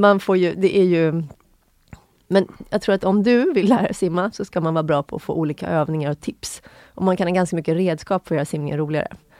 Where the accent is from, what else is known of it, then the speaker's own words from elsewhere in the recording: Sundbyberg, Stockholm County, Sweden; jag är uppvuxen i Sundbyberg, en förort Stockholm